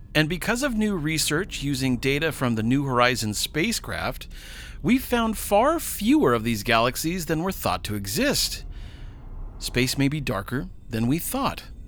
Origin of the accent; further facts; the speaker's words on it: United States